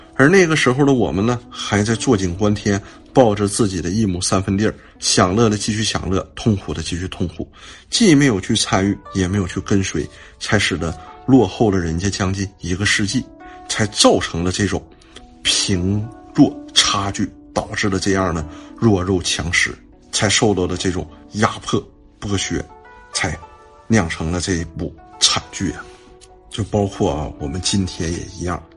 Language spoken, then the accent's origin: Chinese; China; 我们中国人